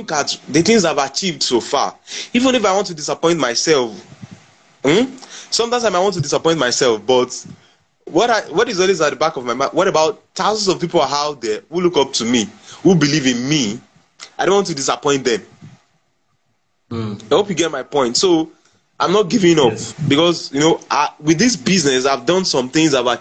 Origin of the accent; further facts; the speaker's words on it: Nigeria; as a Nigerian